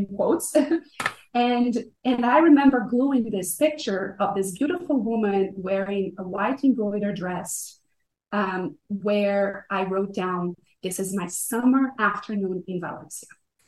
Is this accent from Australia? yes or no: no; Brazil; English is a second language; I was born and raised in Brazil. And I had a very comfortable middle-class life